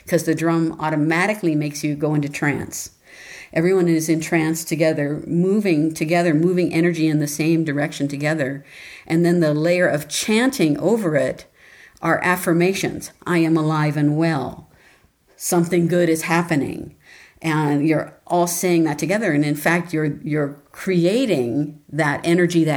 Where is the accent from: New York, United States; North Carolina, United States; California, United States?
California, United States; Los Angeles; I was born and raised in Los Angeles